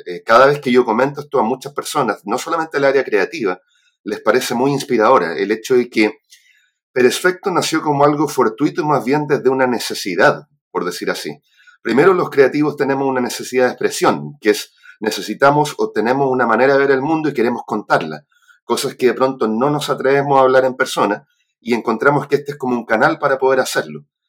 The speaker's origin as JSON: {"language": "Spanish", "town": "Santiago", "region": "Santiago Metropolitan Region", "country": "Chile", "tie": "born or raised there", "also_born_or_lived": "Arica", "said": "nací en Arica, pero criado en Santiago"}